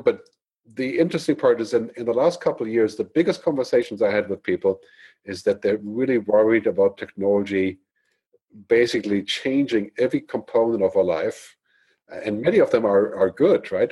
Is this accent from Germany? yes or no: yes; Germany; moved away as an adult; also born or lived in San Francisco / Boston; I grew up in Germany